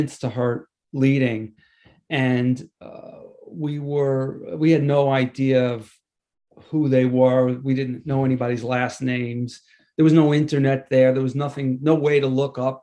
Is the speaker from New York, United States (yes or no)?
yes; Levittown, New York, United States; also born or lived in Hewlett, New York; now in East Hampton, United States; I'm a Long Island guy. I grew up in Levittown and in Hewlett on the South Shore.